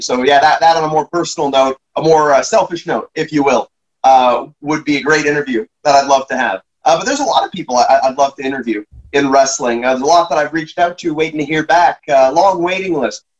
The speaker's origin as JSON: {"language": "English", "country": "Canada"}